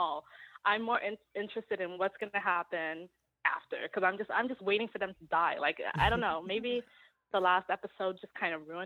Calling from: New York, United States; calling from New York

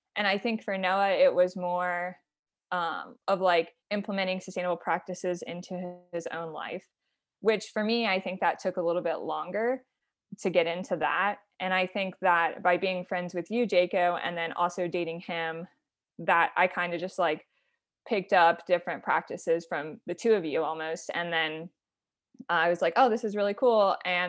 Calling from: Fort Collins, Colorado, United States; So I am calling from Fort Collins, Colorado.

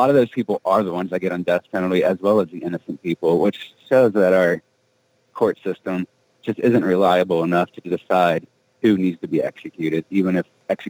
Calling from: Colorado, United States; Hey, this is … calling from Colorado.

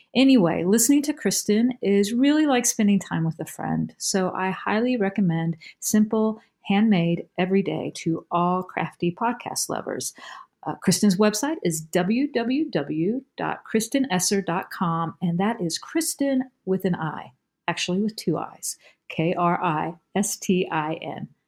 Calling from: Durham, North Carolina, United States; I'm calling from Durham, North Carolina

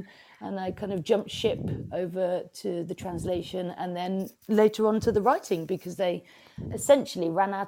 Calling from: Brighton, South East England, United Kingdom; So I'm in Brighton, on the south coast of the UK.

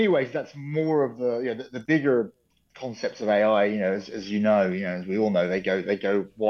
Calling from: Menorca, Balearic Islands, Spain; I'm joining you from Menorca in Spain, in the Iberian Peninsula, in the Balearic Islands.

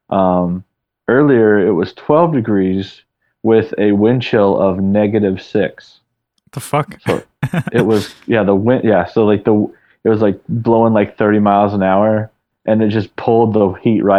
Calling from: St. Paul, Minnesota, United States; I'm calling from St. Paul, Minnesota. Oh shit, Jesus. So, so I'm uh, training at uh, a facility out here at our headquarters.

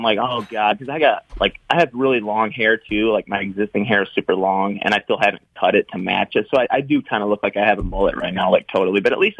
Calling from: Grand Rapids, Michigan, United States; I'm calling from Grand Rapids, Michigan.

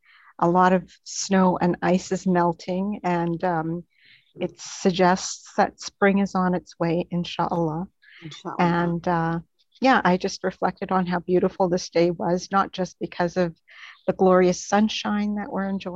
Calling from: Ottawa, Ontario, Canada; And I'm joining you from Ottawa, Canada.

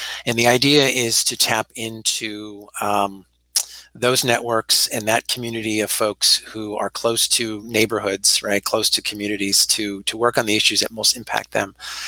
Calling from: Philadelphia, Pennsylvania, United States; So I'm also calling from my home. I'm in University City, Philadelphia.

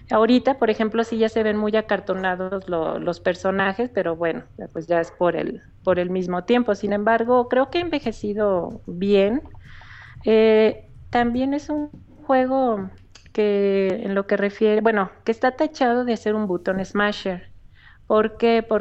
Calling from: León, Guanajuato, Mexico; De León, Guanajuato.

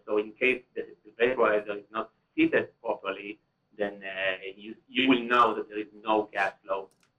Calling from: Cleveland, Ohio, United States; I'm calling from the States. I'm calling from Cleveland.

